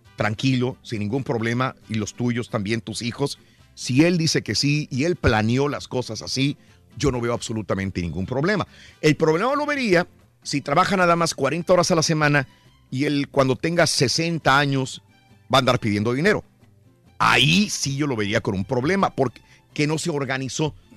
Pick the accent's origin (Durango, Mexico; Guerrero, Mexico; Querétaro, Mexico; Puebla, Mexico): Durango, Mexico; Francisco I. Madero; moved away; Saludos a mi pueblito Francisco y Madero, allá en Durango. Está de fiesta el día de hoy, feria de mi pueblo